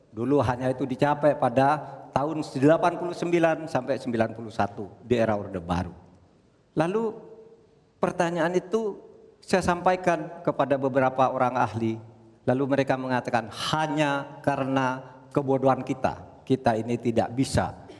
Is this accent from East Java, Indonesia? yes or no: yes; Madura, East Java, Indonesia; saya ingat pulau saya Madura